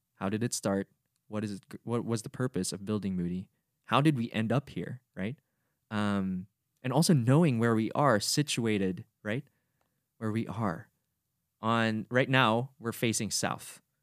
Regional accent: Cagayan de Oro, Northern Mindanao, Philippines; first language Bisaya; English is a second language; moved away; I'm a Filipino who comes from the Misamis Oriental region, coming from Cagayan de Oro City

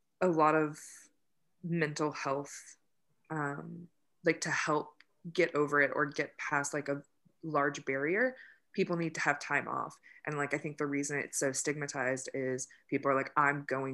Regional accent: United States; I'm American and living in the United States

